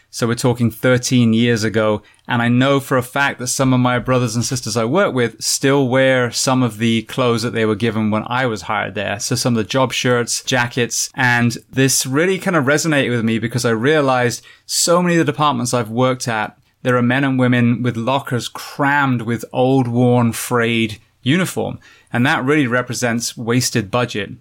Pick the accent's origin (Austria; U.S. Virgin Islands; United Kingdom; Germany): United Kingdom; England; I'm from England